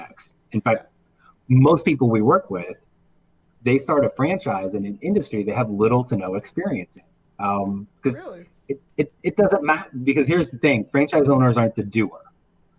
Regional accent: Indiana, United States; I grew up in Indiana, so I was warped by WGN back in the day

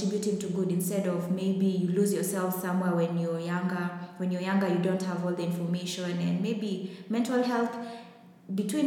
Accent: Kenya; I'm Kenyan. Kenyans

